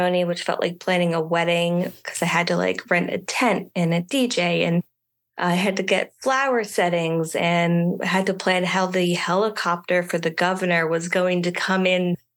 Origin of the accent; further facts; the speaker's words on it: Richmond, Virginia, United States; also born or lived in Starkville, Mississippi; I grew up in the Richmond, Virginia area, which is where I call home.